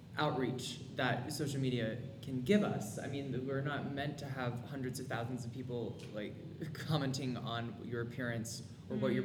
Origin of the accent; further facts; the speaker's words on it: California, United States; moved away as an adult; it was my first winter, because I grew up in California. I went to school in California and then moved here in October